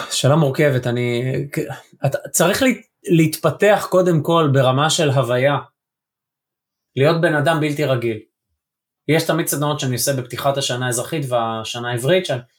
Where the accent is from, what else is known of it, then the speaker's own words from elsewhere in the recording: Israel; יש לי מבטא כי אני בישראל ואני לא נולדתי באנגליה